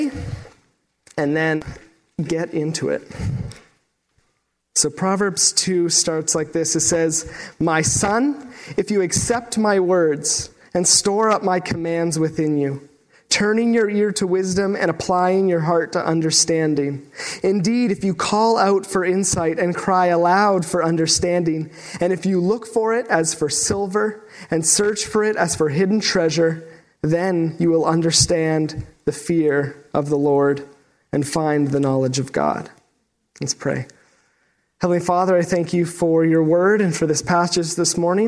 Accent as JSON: {"language": "English", "town": "Sault Ste. Marie", "region": "Ontario", "country": "Canada", "also_born_or_lived": "Waterloo, Ontario", "moved": "as an adult", "said": "I'm from Sault Ste. Marie, Ontario, originally, so I'm a small town boy myself"}